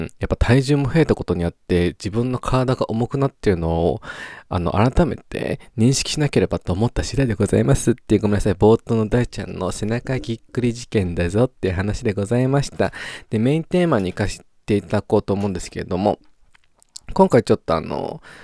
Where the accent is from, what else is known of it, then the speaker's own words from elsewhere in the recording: Japan; moved away as an adult; also born or lived in Australia; 日本にで生まれた以上、日本で育った以上